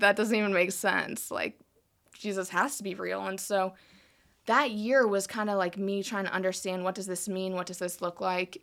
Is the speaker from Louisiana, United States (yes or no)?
no; South Dakota, United States; moved away as an adult; also born or lived in South Carolina / Colorado; I was born in South Carolina, but only lived there, like, three months, and then I moved to South Dakota. So, um, most of my life, like, was in South Dakota. So, I was there eighteen years